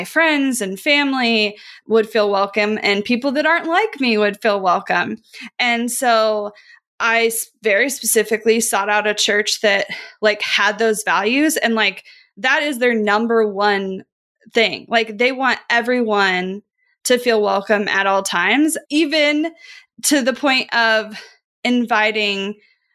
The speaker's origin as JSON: {"language": "English", "region": "Midwest", "country": "United States", "tie": "born or raised there", "said": "I grew up in the Midwest"}